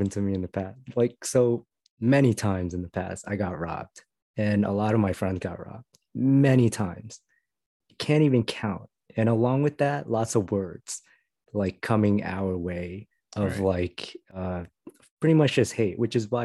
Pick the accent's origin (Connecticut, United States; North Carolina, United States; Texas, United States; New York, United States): New York, United States; New York City; We grew up in Brooklyn at a time where words were said to us all the time